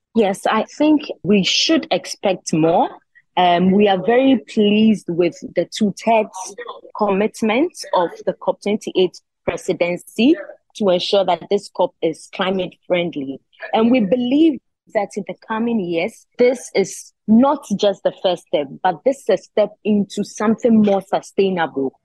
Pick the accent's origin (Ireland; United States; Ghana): Ghana; I'm from Ghana. I'm the only one from Ghana.